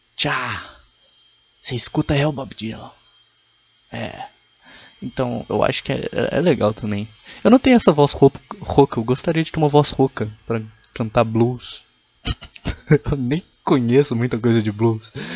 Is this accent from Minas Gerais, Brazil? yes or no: yes; Minas Gerais, Brazil; eu sou de Minas Gerais